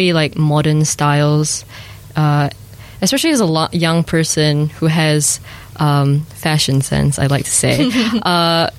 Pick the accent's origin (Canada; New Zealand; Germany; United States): New Zealand; also born or lived in Malaysia; I grew up in New Zealand